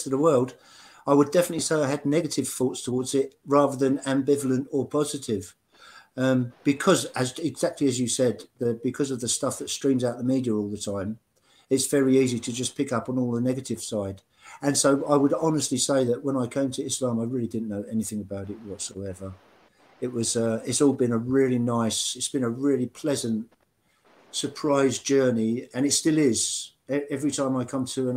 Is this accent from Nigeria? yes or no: no; England, United Kingdom; as an English person